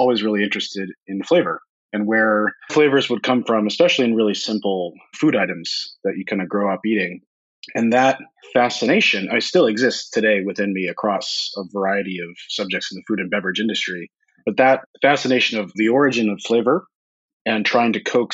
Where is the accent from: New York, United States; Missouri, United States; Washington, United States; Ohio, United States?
Washington, United States; Tacoma; also born or lived in Seattle; I grew up here in the Pacific Northwest. So I live in Seattle now, but I grew up about 30, 45 minutes south of here. So born and raised here all my life